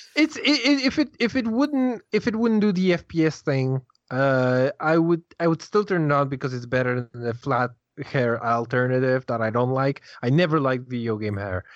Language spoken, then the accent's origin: English; Poland; I'm Polish.